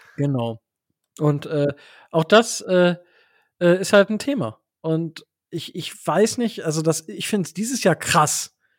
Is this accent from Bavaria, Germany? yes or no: no; Osnabrück Land, Lower Saxony, Germany; born or raised there